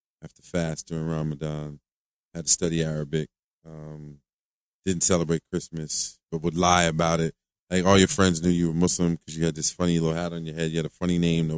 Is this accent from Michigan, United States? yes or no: no; New York City, New York, United States; also born or lived in Harlem, New York; Born in the Bronx, South Bronx, back in 1967, Lincoln Hospital